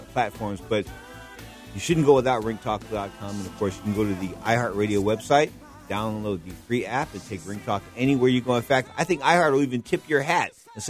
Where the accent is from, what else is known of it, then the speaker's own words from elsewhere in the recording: San Francisco, California, United States; San Francisco, California, my hometown